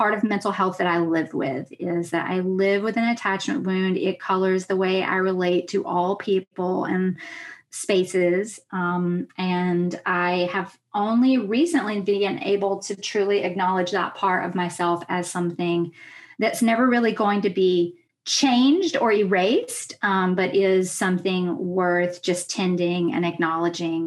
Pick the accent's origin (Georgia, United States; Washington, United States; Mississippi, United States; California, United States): Mississippi, United States; Jackson; moved away as an adult; now in New York, United States; I grew up on Choctaw, Chickasaw, and Natchez territory, which is also called Jackson, Mississippi. And so I am also Southern